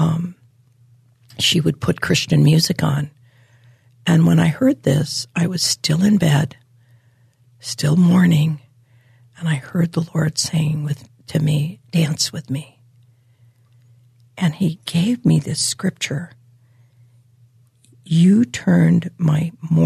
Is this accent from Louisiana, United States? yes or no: no; Hawaii, United States; I was born and raised in Hawaii